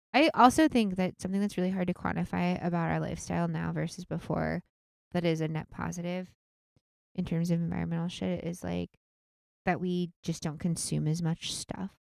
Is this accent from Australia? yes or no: no; outside of Seattle, Washington, United States; moved away; I grew up outside of Seattle